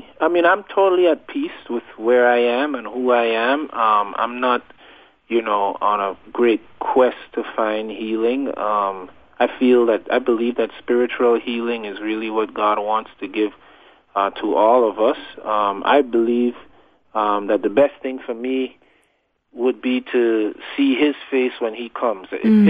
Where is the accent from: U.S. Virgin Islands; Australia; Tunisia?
U.S. Virgin Islands; I grew up in the Virgin Islands. That's in the Caribbean, over in the Atlantic Ocean.